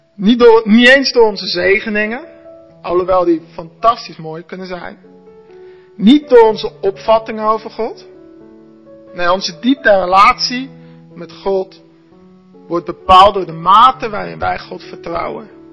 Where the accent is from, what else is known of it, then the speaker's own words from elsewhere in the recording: Arnhem, Gelderland, Netherlands; also born or lived in Gouda; now in Zwijndrecht, Netherlands; Ik ben geboren in Gouda, opgegroeid in Arnhem.